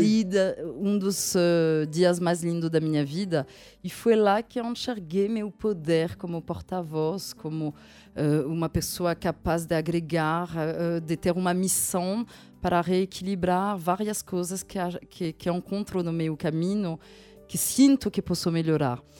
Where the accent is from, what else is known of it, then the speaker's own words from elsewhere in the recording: France; moved away; eu nasci na França, de um pai eh, que vem da Gâmbia